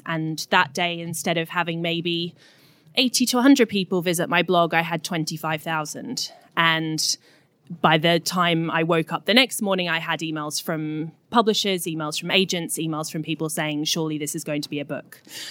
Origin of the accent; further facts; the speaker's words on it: Australia; now in London, United Kingdom; I was feeling particularly lonely and homesick in London. I moved over from Australia in 2009, so I'd been here about 5 years.